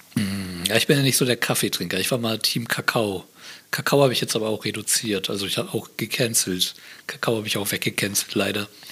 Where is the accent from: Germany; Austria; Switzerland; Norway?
Germany; Bremerhaven, Bremen; now in Berlin, Germany; ich bin ja aus Bremerhaven